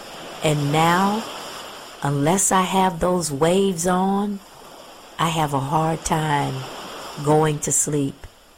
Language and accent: English; Pensacola, Florida, United States; It might be just because I'm a native Floridian and I grew up in Pensacola, Florida